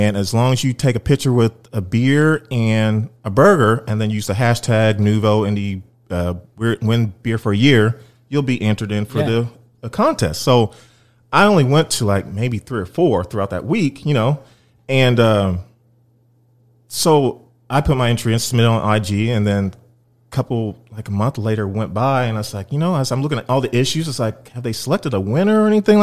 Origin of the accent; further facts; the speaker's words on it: Columbus, Indiana, United States; moved away as an adult; now in Indianapolis, United States; I've only lived in Indy for 6.5 years. I'm originally from Columbus, Indiana.